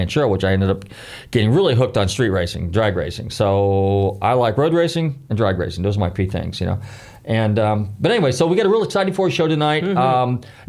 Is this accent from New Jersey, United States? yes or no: no; Northern California, United States; growing up in Northern California, I was around a lot of race cars, and we weren't too far from Sears Point, Laguna Seca.